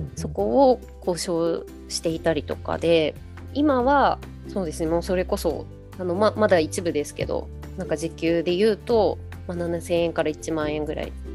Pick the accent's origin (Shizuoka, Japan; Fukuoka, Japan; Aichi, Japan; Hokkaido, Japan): Shizuoka, Japan; Enshu, western; 私たちの地元のあの遠州っていうこう静岡西部のところに浜名湖があるんですけど